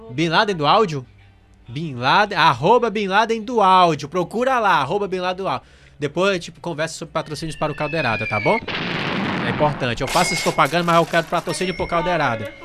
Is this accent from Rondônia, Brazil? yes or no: no; Amazonas, Brazil; Eu sou amazonense